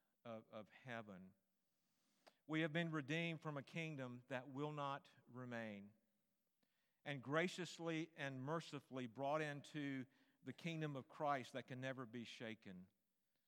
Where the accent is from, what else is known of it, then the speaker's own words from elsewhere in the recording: United States; who were born citizens of this country